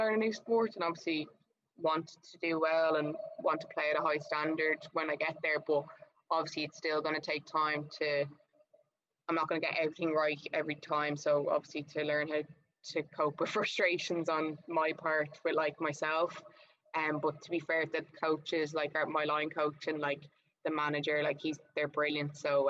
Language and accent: English; Queensland, Australia; now in Melbourne, Australia; because I'm from Queensland to Victoria, like it's all a bit mental